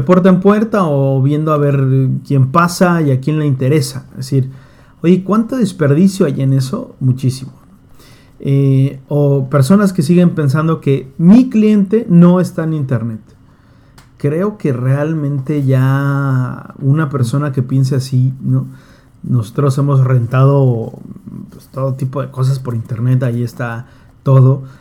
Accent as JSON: {"language": "Spanish", "country": "Mexico", "said": "en México vamos un poco"}